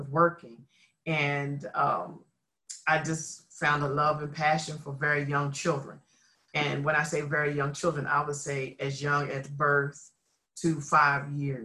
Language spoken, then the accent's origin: English; Philadelphia, Pennsylvania, United States; I am a native Philadelphia, Pennsylvania girl. I am from the area known as North Philly